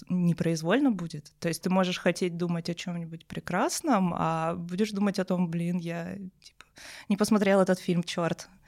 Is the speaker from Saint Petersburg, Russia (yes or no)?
no; Armavir, Krasnodar Krai, Russia; у нас в Армавире